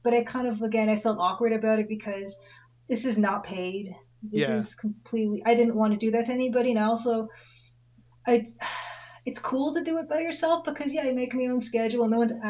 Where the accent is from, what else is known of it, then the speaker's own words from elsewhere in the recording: Ontario, Canada; We're both Canadian. I'm Ontario, you're BC, I guess.